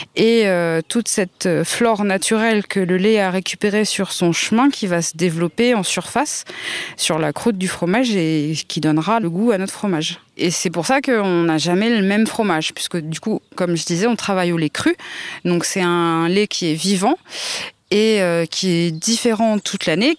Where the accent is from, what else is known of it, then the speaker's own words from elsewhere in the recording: Indre, Brenne, Centre region, Centre-Val de Loire, France; je suis originaire de la région centre, hein, de l'Indre et de la Brenne plus précisément. Et euh, donc j'ai grandi dans la ferme de mes grands-parents